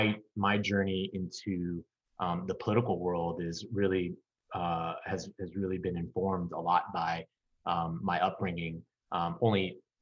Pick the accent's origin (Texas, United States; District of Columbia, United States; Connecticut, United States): District of Columbia, United States; Washington; also born or lived in North Arlington, Virginia; I was born in America. I was born in Washington, D.C.